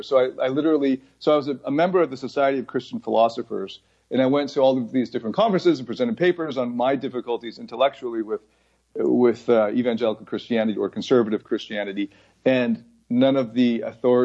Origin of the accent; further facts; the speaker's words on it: Mississauga, Ontario, Canada; moved away as an adult; also born or lived in Taiwan / United States / Scarborough / Toronto; now in Bangkok, Thailand; I was born in Taiwan, and then at around 4 years old, we immigrated to the States, and then I think about 4 years later or so, we moved to Toronto. And then we bounced around like Scarborough to Mississauga, back to Scarborough, ended up in Mississauga, and then stayed there for basically 20 years